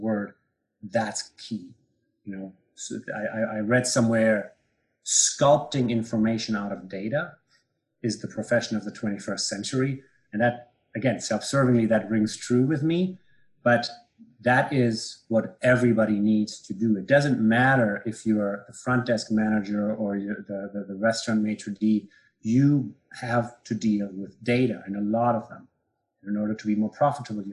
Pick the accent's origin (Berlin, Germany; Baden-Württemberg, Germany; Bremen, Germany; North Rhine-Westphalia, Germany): North Rhine-Westphalia, Germany; Bielefeld; moved away; my hometown, Bielefeld in Germany.